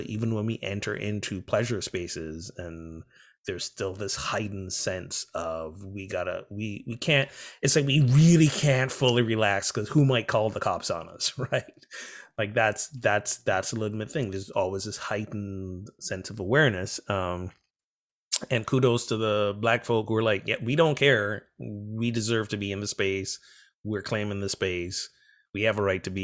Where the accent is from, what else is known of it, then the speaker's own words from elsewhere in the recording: Barbados; I'm from Barbados